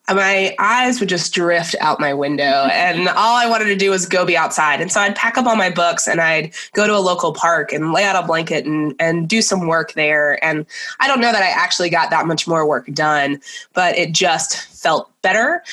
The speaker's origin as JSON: {"language": "English", "town": "Nashville", "region": "Tennessee", "country": "United States", "tie": "born or raised there", "said": "I grew up in Nashville, Tennessee."}